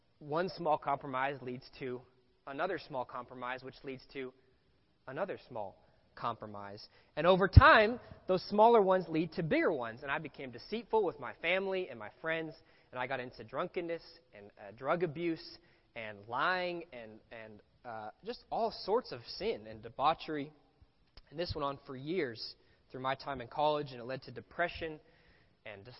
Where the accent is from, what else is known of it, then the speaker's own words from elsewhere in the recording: Los Angeles, California, United States; I grew up here in Los Angeles